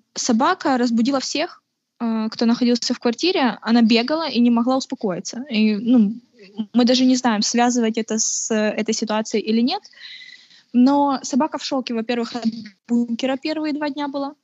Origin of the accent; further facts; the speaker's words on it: Kharkiv, Kharkiv Oblast, Ukraine; also born or lived in Henichesk, Kherson Oblast; я геничанка. Это Херсонская область. А, но живу в Харькове где-то с трех лет